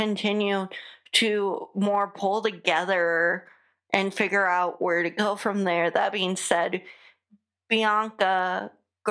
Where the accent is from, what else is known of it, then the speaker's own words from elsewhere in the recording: United States; accent: American; my American accent